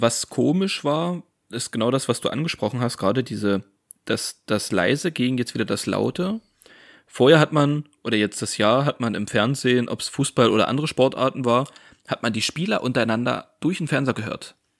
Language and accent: German; Saxony, Germany; Wir kommen ja aus Sachsen